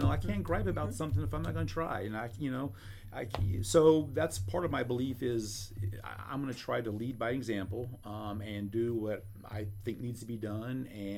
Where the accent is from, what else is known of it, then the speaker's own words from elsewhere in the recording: Columbia, Missouri, United States; born there; mentioned I'm a Boone baby, so obviously I started in Columbia. Well, I didn't really start Columbia yet. I was born in Columbia, anyway.